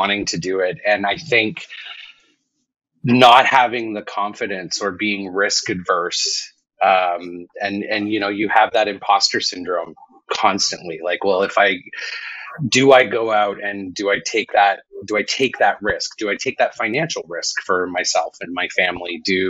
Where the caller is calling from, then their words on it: Vancouver, British Columbia, Canada; Calling in from Vancouver, British Columbia.